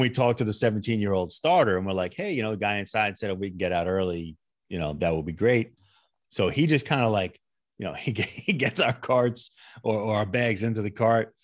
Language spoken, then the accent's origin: English; United States; as an American